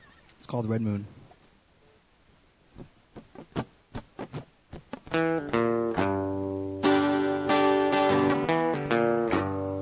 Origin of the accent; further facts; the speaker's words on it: Ottawa, Ontario, Canada; moved away; I come from Ottawa, and I played in a very rock and roll band called …